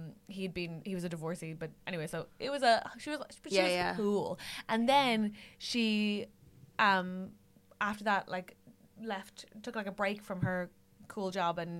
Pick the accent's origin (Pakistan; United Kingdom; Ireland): Ireland; I'm Irish